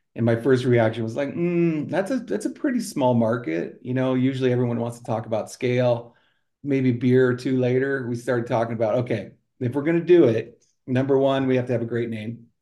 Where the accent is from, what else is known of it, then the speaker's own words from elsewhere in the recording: Colorado Springs, Colorado, United States; moved away as an adult; also born or lived in Sioux City; I grew up in Colorado